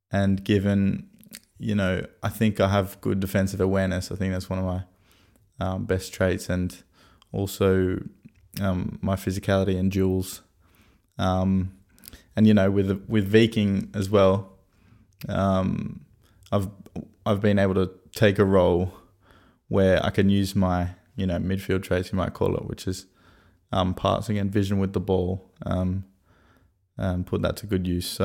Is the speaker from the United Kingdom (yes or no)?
no; Sydney, New South Wales, Australia; also born or lived in Brisbane; I was born in Brisbane, which is in Queensland, and then moved moved to Sydney when I was four or five, and uh, grew up on the northern beaches of Sydney.